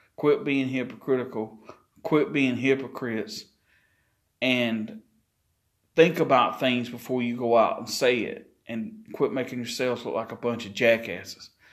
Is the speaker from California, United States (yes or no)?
no; Chesterfield, South Carolina, United States; my hometown of Chesterfield, South Carolina